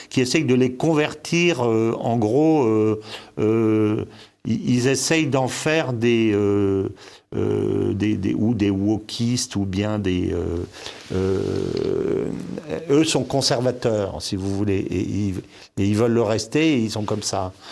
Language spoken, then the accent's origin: French; DR Congo; born there; also born or lived in Senegal / Morocco; moi qui connais très bien l'Afrique, je suis né au Congo, j'ai vécu au Sénégal, au Maroc